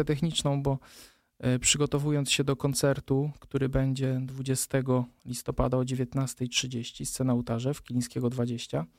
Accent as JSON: {"language": "Polish", "country": "Poland", "said": "pochodzę z palotyńskiej parafii Skutna, więc jakby to, że zawsze tam od małego się udzielałem"}